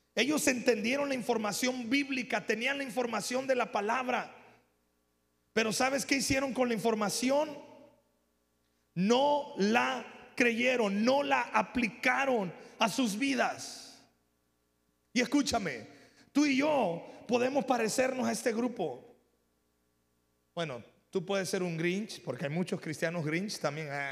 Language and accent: Spanish; Mexico; porque no somos gringos, somos mexicanos aquí.